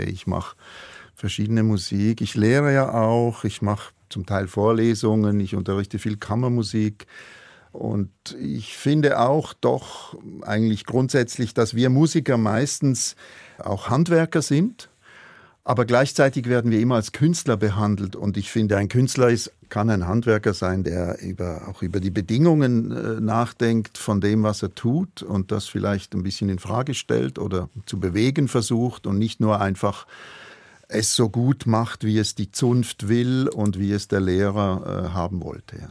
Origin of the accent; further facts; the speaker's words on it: Münchenstein, Basel-Landschaft, Switzerland; Ich komme aus Münchenstein, auch das ist von hier um die Ecke